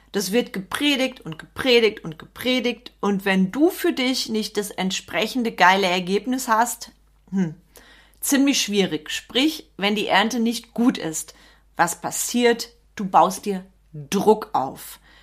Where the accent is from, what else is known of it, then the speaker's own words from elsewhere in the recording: Sauerland, North Rhine-Westphalia, Germany; Bei uns im Sauerland